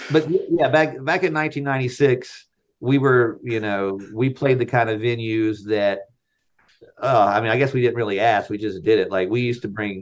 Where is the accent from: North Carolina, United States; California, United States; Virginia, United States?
North Carolina, United States; I grew up in North Carolina